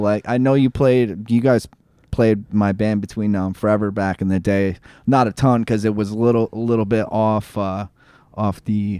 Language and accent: English; Bennington, Vermont, United States; I was born in Bennington